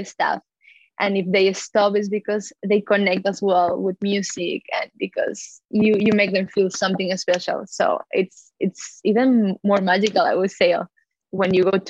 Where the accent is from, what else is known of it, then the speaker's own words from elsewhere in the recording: Colombia; now in Melbourne, Australia; I'm originally from Colombia, and I'm living nowadays